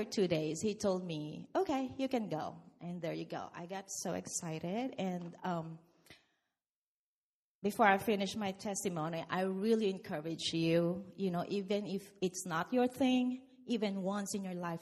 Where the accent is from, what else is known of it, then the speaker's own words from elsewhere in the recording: Philippines; now in United States; I came from the Philippines.